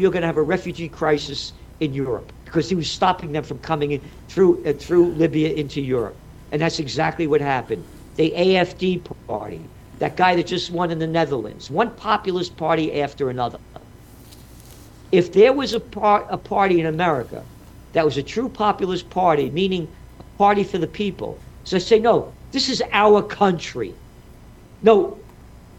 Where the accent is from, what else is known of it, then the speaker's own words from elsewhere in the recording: New York City, New York, United States; I'm a New Yorker